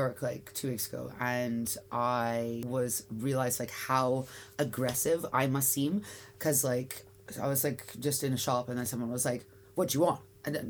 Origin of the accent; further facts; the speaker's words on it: Canada; I'm like, I'm Canadian.